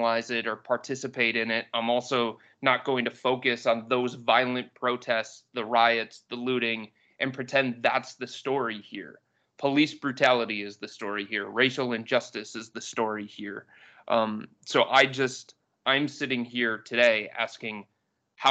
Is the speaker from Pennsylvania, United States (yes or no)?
no; Cleveland, Ohio, United States; I grew up on the West Side. I grew up in West Park in the Lakewood area